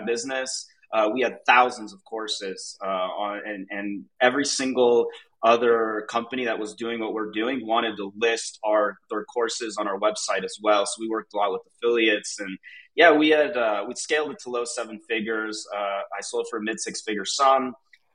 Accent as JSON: {"language": "English", "town": "Atlanta", "region": "Georgia", "country": "United States", "tie": "born or raised there", "moved": "as an adult", "lives_now": "Mexico City, Mexico", "said": "I grew up in Atlanta, Georgia, like the suburbs, and I moved to Mexico City about 7 years ago"}